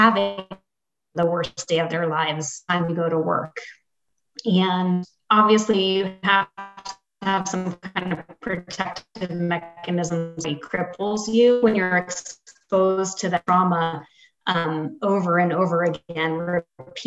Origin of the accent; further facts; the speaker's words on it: East Coast, United States; now in Aurora, United States; I was from the East Coast